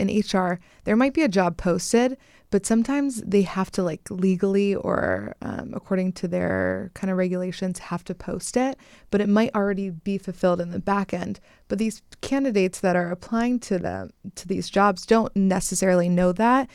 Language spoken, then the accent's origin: English; Pennsylvania, United States; moved away as an adult; now in Los Angeles, United States; I am originally from Pennsylvania